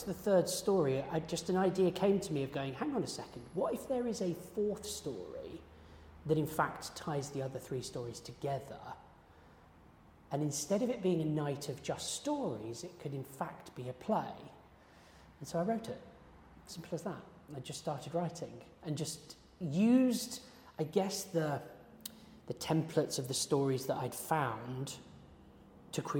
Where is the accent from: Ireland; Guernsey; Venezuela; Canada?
Guernsey; moved away; I'm originally from Guernsey, so I'd been surrounded by these myths growing up